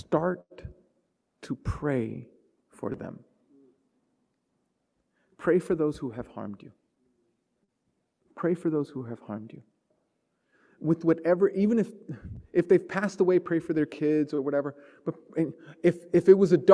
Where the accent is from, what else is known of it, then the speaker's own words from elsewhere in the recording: New York City, New York, United States; growing up in Brooklyn in the 80s